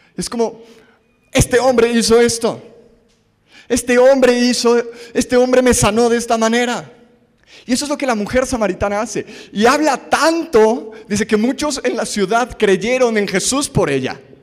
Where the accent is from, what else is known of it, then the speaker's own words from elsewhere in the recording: Mexico; somos mexicanos